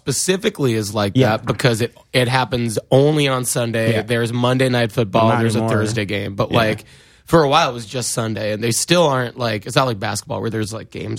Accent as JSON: {"language": "English", "region": "New York", "country": "United States", "said": "yo, this person from New York, I'm from New York."}